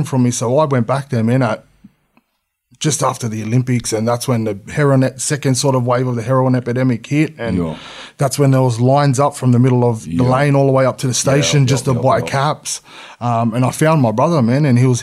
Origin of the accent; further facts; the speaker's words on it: Sydney, New South Wales, Australia; also born or lived in La Perouse; born and raised, man. Yeah, born and raised. I was born in King George Hospital, Camperdown, and I lived on Everly Street and I lived on Lewis Street.